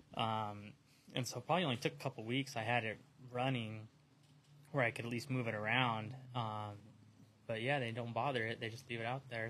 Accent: San Diego, California, United States; out here in San Diego

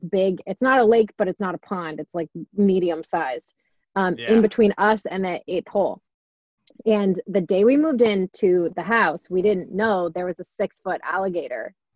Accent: Florida, United States; I'm from Florida

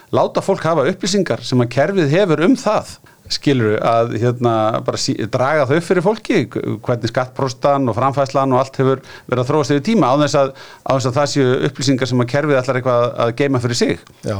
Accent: Iceland; við Íslendingar

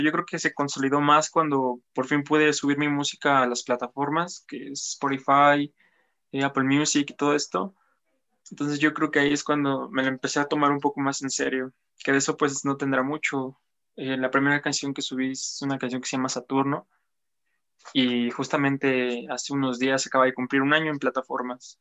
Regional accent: Apizaco, Tlaxcala, Mexico; also born or lived in Huamantla; Llevo prácticamente toda mi vida viviendo aquí en Apizaco

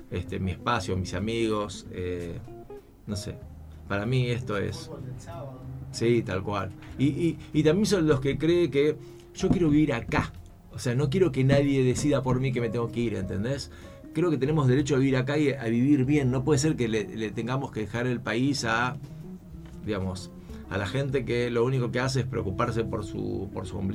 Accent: Italy; now in Germany; Me y eso que soy un italiano viviendo en Alemania. O sea, no soy un alemán original.

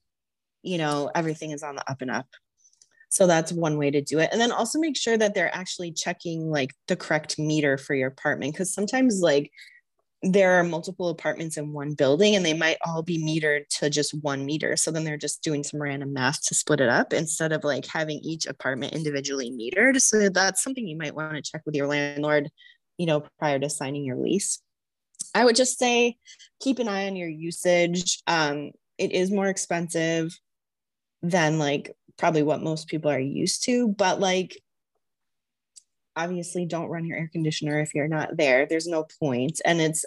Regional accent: Arizona, United States; I'm from Arizona, so I'm kind of used to how hot the sun is

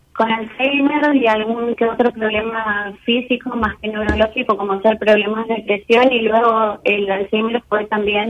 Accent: Resistencia, Chaco, Argentina; De Resistencia Chaco

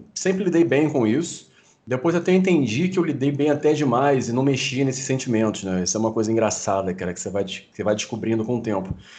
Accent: Rio de Janeiro, Brazil; eu sou carioca aqui no Rio de Janeiro

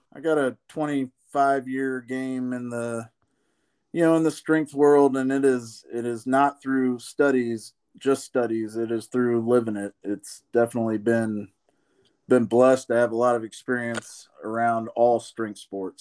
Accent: Columbus, Indiana, United States; I grew up here in Columbus, Indiana

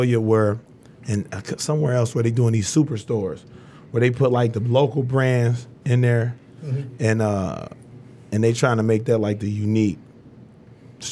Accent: Inkster, Michigan, United States; also born or lived in Westland, Michigan; I grew up in Inkster Inn in Westland

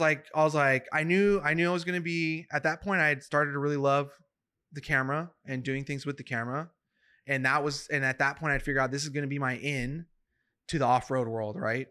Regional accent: Madera, California, United States; I'm from Madera, California, which is, um, an hour from the gates of Yosemite.

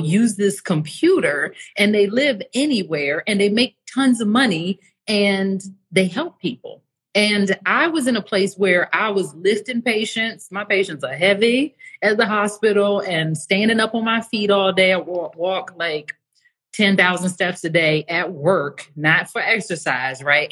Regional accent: Washington, District of Columbia, United States; moved away as an adult; also born or lived in Atlanta, Georgia; now in Mexico; I'm from the United States was r- raised in the DC area, lived for the last 16 years in Atlanta before I moved to Mexico

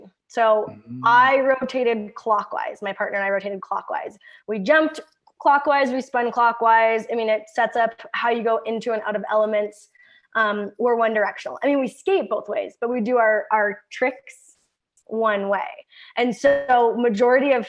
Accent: Kennedy, Saskatchewan, Canada; I'm from a super small town called Kennedy. It's in Saskatchewan. I mean, Saskatchewan's made up of small towns. I grew up on a ranch

